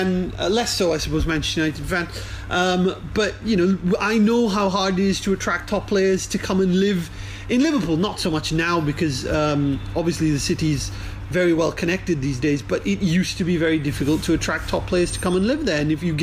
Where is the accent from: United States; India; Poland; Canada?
India; growing up in India